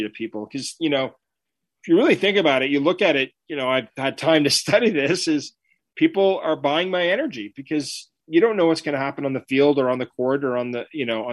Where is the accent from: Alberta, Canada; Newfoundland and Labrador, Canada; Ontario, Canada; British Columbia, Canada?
Ontario, Canada; Ottawa; I grew up in Ottawa. I'm from Canada